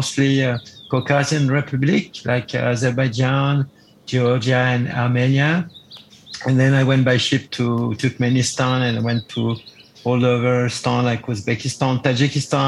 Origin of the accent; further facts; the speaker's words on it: Geneva, Switzerland; English is a second language; I started in my hometown in Geneva, Switzerland